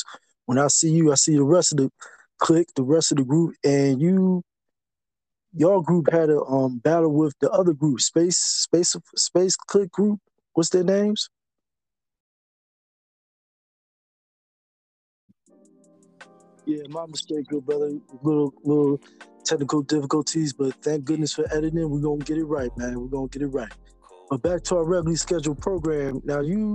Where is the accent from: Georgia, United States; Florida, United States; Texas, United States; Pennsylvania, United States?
Pennsylvania, United States; Philadelphia; I'm from North Philly.